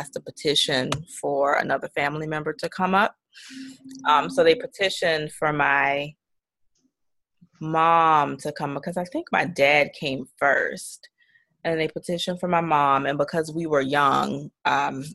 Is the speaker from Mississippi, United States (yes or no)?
no; Maryland, United States; also born or lived in Guyana; after we moved from Guyana, we came straight to Maryland. So I've been in Maryland for most of my life